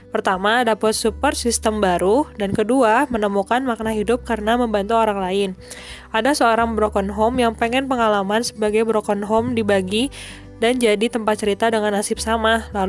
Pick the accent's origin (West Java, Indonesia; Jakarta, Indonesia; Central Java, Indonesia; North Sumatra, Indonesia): West Java, Indonesia; Bandung; oh iya ada dari Bandung juga aduh tersiduk saya dari Bandung